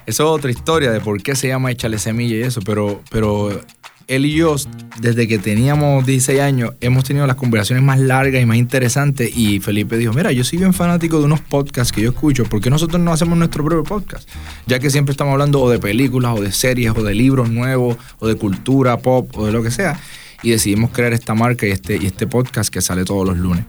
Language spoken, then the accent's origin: Spanish; Las Piedras, Puerto Rico; also born or lived in Ponce; a pesar de que me crié toda la vida en las piedras